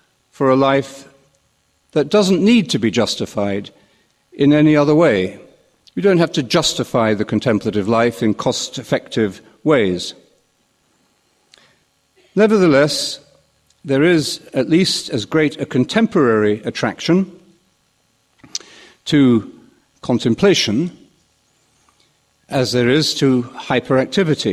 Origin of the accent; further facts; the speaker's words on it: London, United Kingdom; When I was a young boy growing up in London, I used to walk to Portobello Market